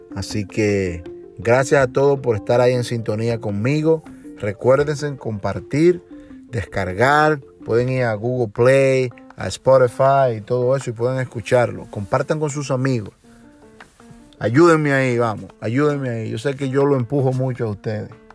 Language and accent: Spanish; Montellano, Puerto Plata, Dominican Republic; moved away; nací en República Dominicana, en Montellano, Puerto Plata, en la zona norte, donde desde mi niñez estuve